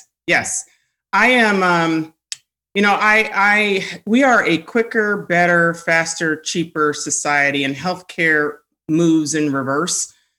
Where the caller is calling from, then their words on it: Washington, District of Columbia, United States; I am joining you from, I like to call it District 1, aka the nation's capital, on this fine, rainy, gloomy day.